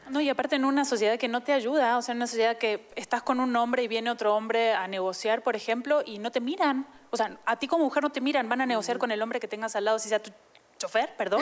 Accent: Argentina; now in Mexico; yo soy argentina, ¿no? Hace muchos años vivo aquí, entonces ya soy adoptada.

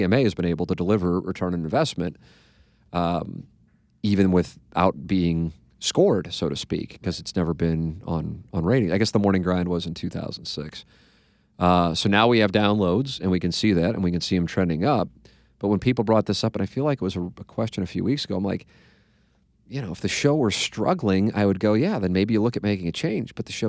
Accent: St. Louis, Missouri, United States; However, I was born and raised in St. Louis and have always been intrigued by the Mizzou fan base

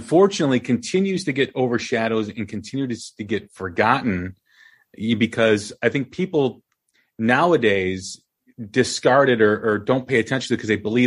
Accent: outside of Chicago, Illinois, United States; growing up outside of Chicago

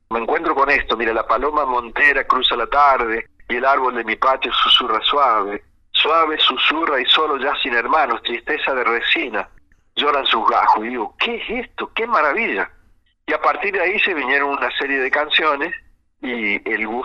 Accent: Huinca Renancó, Córdoba, Argentina; now in Córdoba, Argentina; yo hace mucho tiempo que vivo acá en Córdoba, pero tengo la, patria y el corazón repartido en los dos lugares.

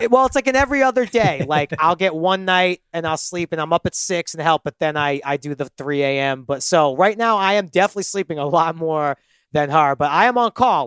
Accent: New York, United States; moved away as an adult; also born or lived in Los Angeles; now in Midwest, United States; as a kid growing up in New York

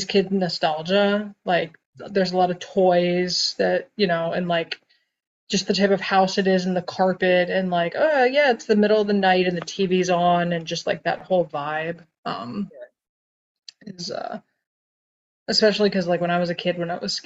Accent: United States; as an American

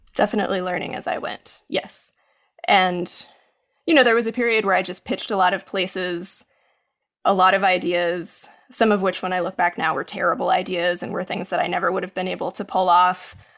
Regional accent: Maryville, Tennessee, United States; moved away; when I was growing up in Tennessee

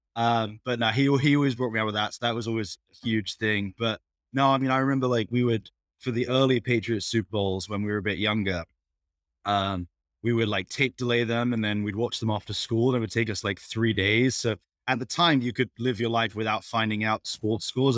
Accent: England, United Kingdom; moved away as an adult; I was growing up in England

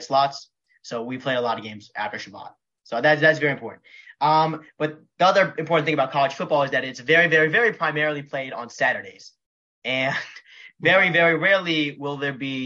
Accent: Philadelphia, Pennsylvania, United States; moved away as an adult; also born or lived in College Station, Texas; I grew up in Philadelphia

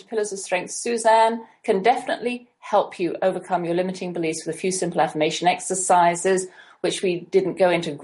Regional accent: England, United Kingdom; now in United States; being English

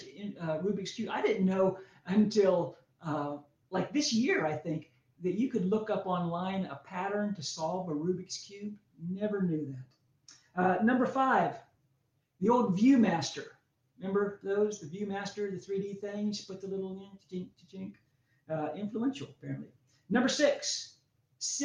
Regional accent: Pennsylvania, United States; I grew up in Pennsylvania

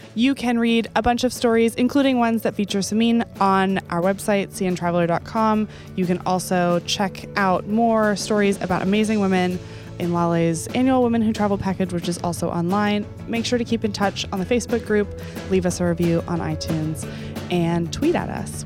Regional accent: Texas, United States; I feel like I'm from Texas

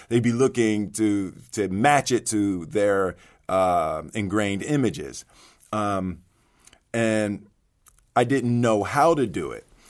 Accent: Philadelphia, Pennsylvania, United States; I grew up in Philly, you know, with my, my Philadelphia Eagles

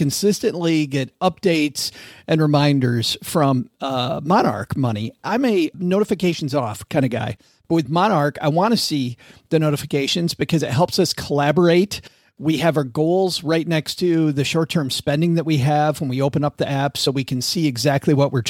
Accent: Kalamazoo, Michigan, United States; my hometown of Kalamazoo

